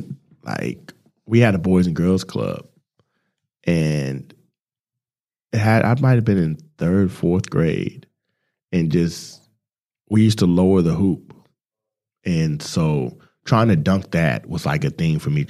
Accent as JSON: {"language": "English", "town": "Salt Lake City", "region": "Utah", "country": "United States", "tie": "born or raised there", "also_born_or_lived": "Phoenix, Arizona / Dallas, Texas", "moved": "as an adult", "lives_now": "Melbourne, Australia", "said": "So I grew up in Salt Lake City, Utah. I was born in Phoenix, Arizona. I lived in Dallas for about 7 years"}